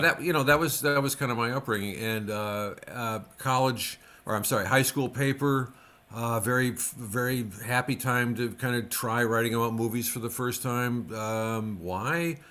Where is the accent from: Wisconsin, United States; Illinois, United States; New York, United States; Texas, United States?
Wisconsin, United States; Racine; growing up in Racine was perfect because you could get the Milwaukee stations and the Chicago stations